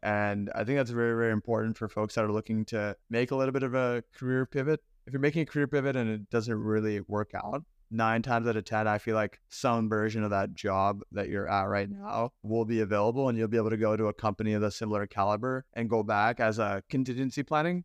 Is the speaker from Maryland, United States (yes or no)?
yes; Baltimore, Maryland, United States; I grew up in Baltimore